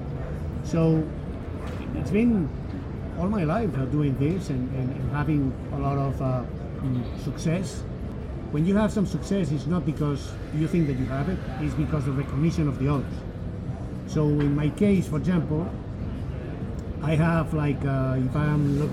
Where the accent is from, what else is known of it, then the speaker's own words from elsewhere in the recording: Barcelona, Catalonia, Spain; English is a second language; also born or lived in Costa Rica; now in United States; I'm from Barcelona, Spain, and we speak Catalan there